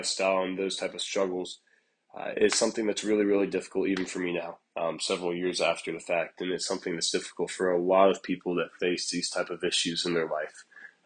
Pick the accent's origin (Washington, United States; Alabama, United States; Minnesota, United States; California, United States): Alabama, United States; Prattville; born and raised in Prattville, Alabama